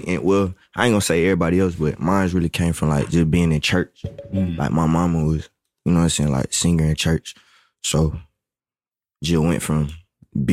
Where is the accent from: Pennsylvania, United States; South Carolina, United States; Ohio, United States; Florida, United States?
South Carolina, United States; Columbia; moved away as an adult; now in Atlanta, United States; I'm from Columbia.